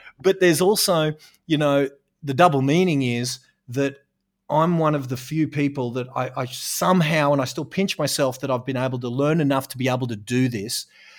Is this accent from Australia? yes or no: yes; Australia; it's beautiful, hot down here in Australia. And so I suppose I'm an Australian real estate coach